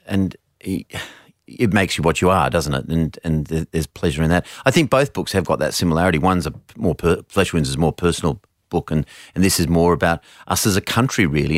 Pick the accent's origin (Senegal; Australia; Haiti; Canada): Australia; as an Australian man